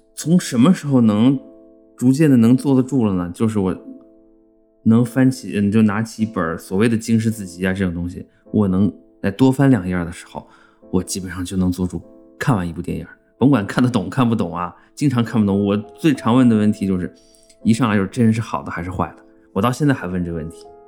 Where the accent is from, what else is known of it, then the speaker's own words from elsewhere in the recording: China; 西方人眼里还觉得我们中国人跟清朝那时候一样呢